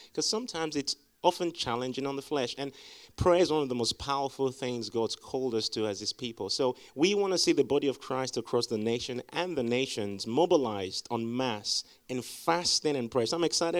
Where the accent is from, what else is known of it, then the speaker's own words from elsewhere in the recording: Liberia; born there; Now, my parents are missionaries, so I was born in Liberia. My dad is from Nigeria. My mom is from Ghana